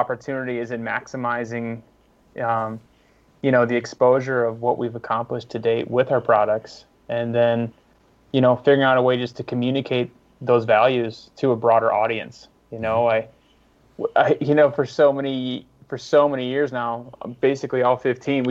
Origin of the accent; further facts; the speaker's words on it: Midwest, United States; moved away; also born or lived in West Coast; as a Midwesterner moving west